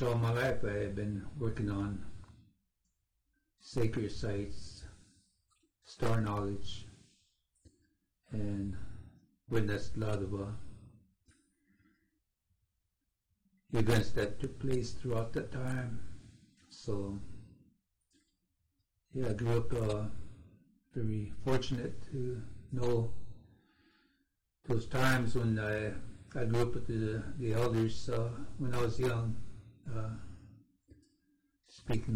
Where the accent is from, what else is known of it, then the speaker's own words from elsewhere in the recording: Cheyenne River Reservation, South Dakota, United States; I am from Cheyenne River Reservation in South Dakota